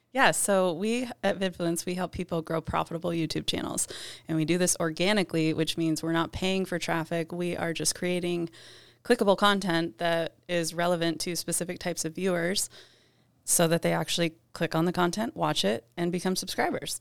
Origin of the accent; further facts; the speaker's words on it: Ann Arbor, Michigan, United States; moved away; Originally from Ann Arbor, Michigan.